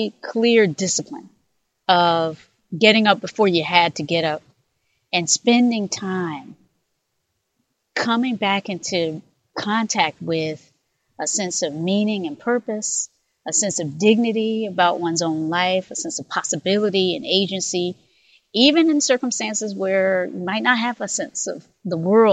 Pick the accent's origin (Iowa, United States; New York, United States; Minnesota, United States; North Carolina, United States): North Carolina, United States; I was born in North Carolina myself, born in a community that was shaped by segregation